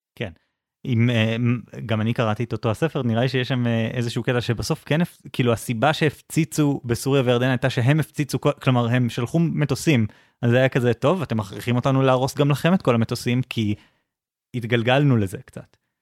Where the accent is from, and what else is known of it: Israel